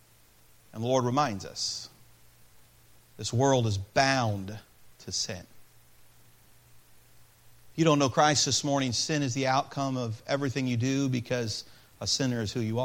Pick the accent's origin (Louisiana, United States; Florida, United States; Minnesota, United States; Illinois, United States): Illinois, United States; Peoria; I was born in Peoria, Illinois